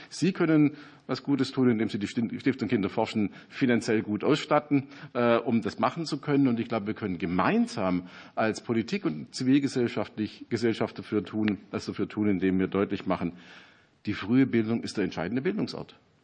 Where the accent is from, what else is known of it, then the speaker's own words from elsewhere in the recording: Ostalb, Baden-Württemberg, Germany; auf der Ostalb, wo ich herkomme